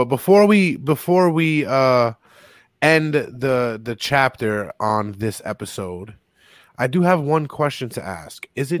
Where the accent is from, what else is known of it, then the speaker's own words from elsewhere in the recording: New York City, New York, United States; growing up in the Bronx.